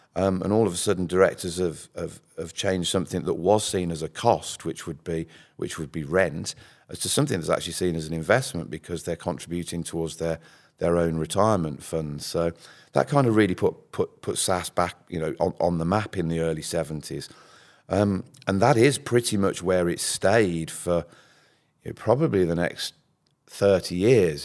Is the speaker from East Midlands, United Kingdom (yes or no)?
no; Birmingham, West Midlands, United Kingdom; accent: Brummie; I'm a, I'm a Brummie, and you'll probably hear that if I say money